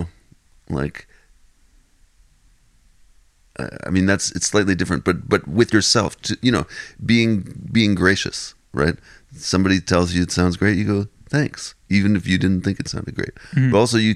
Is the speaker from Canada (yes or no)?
yes; Ottawa, Ontario, Canada; growing up in Ottawa